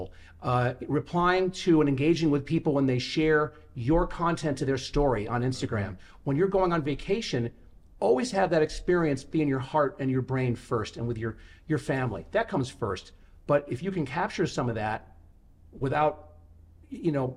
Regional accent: New York City, New York, United States; moved away; also born or lived in Las Vegas; I was born in Manhattan and my dad is from there

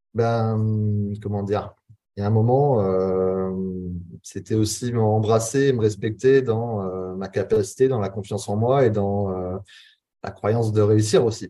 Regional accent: Charente-Maritime, Nouvelle-Aquitaine, France; moved away as an adult; now in Bali, Indonesia; je suis originaire de Charente-Maritime

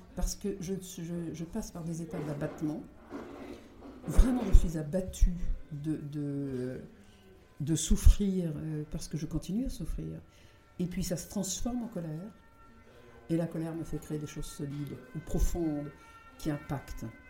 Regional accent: Brittany, France; Je suis bretonne

